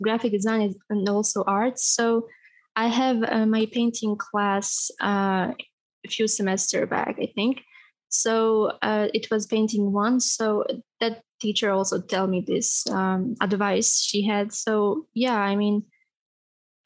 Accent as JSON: {"language": "English", "country": "Bosnia & Herzegovina", "said": "I'm from Bosnia and Herzegovina"}